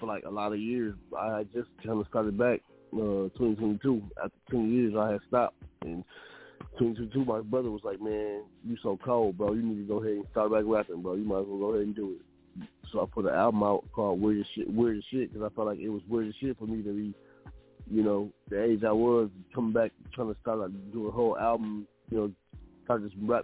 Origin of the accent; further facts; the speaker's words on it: Columbia, Tennessee, United States; also born or lived in Flint, Michigan; I was born in Flint, Michigan, raised in Columbia, Tennessee